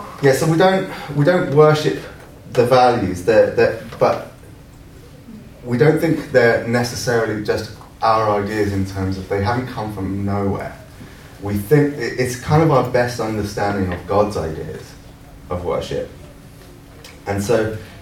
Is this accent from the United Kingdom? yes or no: yes; London, United Kingdom; moved away as an adult; also born or lived in Scotland; now in St Andrews, United Kingdom; I'm a Londoner and I'm living in Scotland now